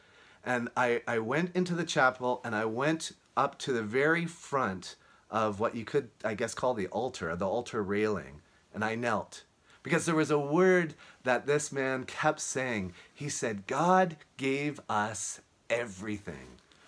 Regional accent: Halifax, Nova Scotia, Canada; now in Fort Worth, United States; I'm speaking to you from Fort Worth, Texas, but I'm originally from Halifax, Nova Scotia.

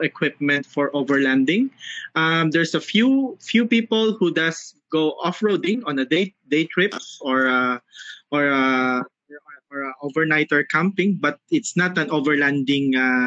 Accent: Philippines; I'm from the Philippines.

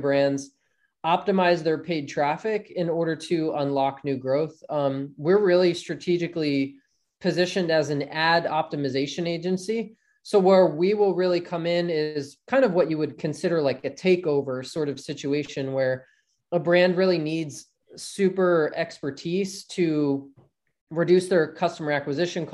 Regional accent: South Jersey near Philadelphia, New Jersey, United States; I grew up in South Jersey near Philadelphia and grew up playing ice hockey as a kid

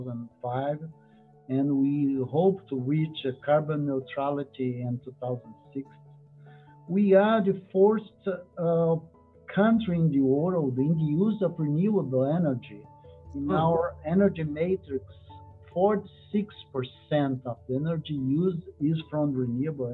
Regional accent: Salvador, Bahia, Brazil; moved away as an adult; now in San Francisco, United States; I am from Bahia, first capital of Brazil

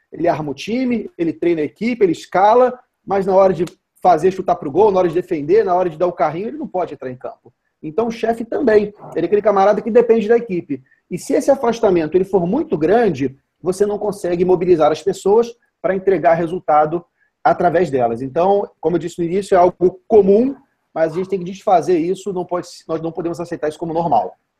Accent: Vitória, Espírito Santo, Brazil; eu sou de Vitória, no Espírito Santo

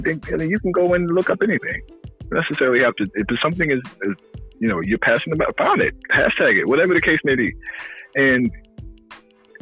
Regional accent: South Carolina, United States; I'm from South Carolina

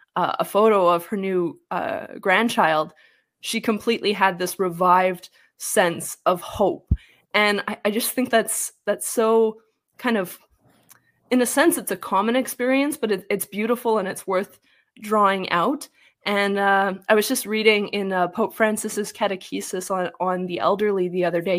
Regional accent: same province as Jordan Peterson, Alberta, Canada; I'm even from the same province as Jordan Peterson.

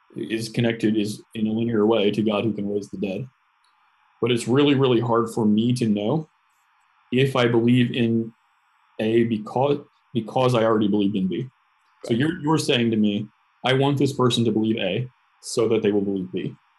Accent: United States; as an American, especially, um, I was raised on a steady diet of independence

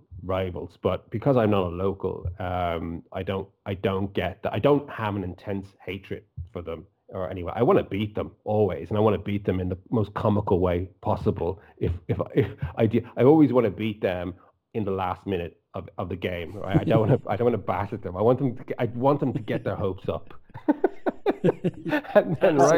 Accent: Dublin, Leinster, Ireland; I'm, as you can tell from my accent, I'm not from Liverpool. I'm from Dublin

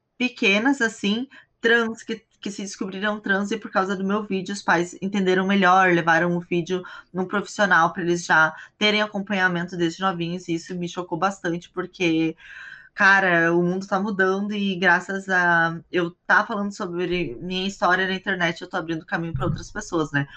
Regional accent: Brazil; moved away as an adult; also born or lived in Hong Kong / China / Thailand / South Korea; eu saí do Brasil, tava com 23 para 24.

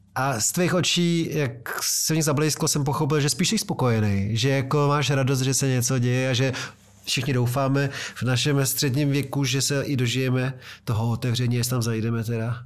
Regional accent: Prague, Czechia; který jsem z Vysočan a denně jezdím přes Karlín do centra

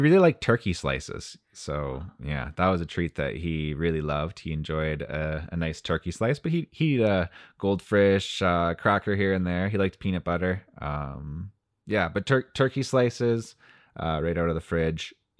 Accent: Timmins, Ontario, Canada; Our house backed onto the woods where I grew up in Timmins, and it gets pretty cold there.

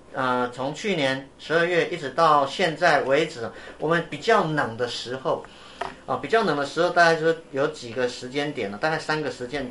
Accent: Yilan County, Taiwan; 我的老家宜兰

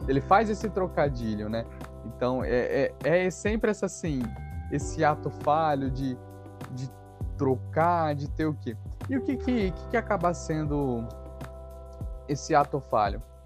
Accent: Brazil; somos nós brasileiros

